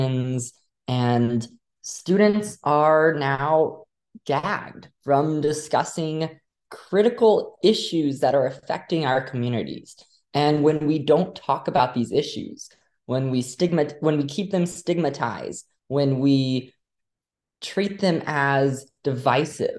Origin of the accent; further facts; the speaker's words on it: Texas, United States; moved away as an adult; also born or lived in Louisiana; now in Massachusetts, United States; I grew up in Louisiana, then moved to Texas a couple years later.